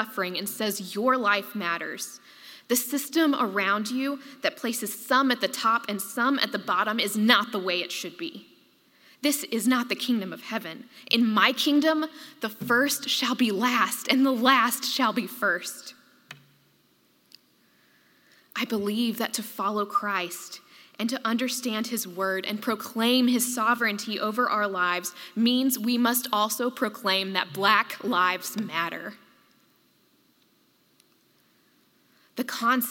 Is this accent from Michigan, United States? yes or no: no; Tuscaloosa, Alabama, United States; in my hometown, Governor George Wallace stood in front of the doors to Foster Auditorium at the University of Alabama